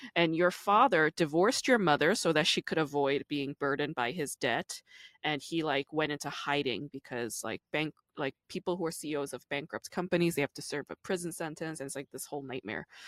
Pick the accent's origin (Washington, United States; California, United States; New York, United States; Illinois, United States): New York, United States; I grew up in the East Coast, I'm from New York